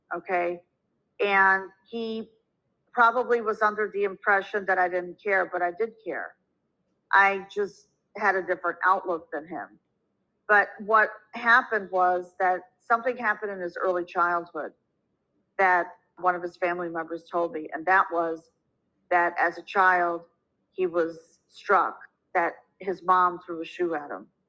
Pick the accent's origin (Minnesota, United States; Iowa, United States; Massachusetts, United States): Minnesota, United States; moved away as an adult; also born or lived in New York City; I was born and raised in Minnesota